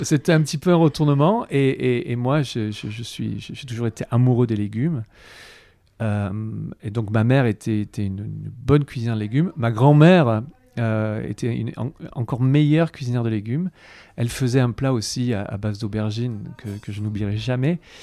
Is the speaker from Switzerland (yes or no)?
no; Avignon, Provence-Alpes-Côte d'Azur, France; je, suis né à Avignon, donc j'ai eu la chance de, grandir entouré de, fruits, de légumes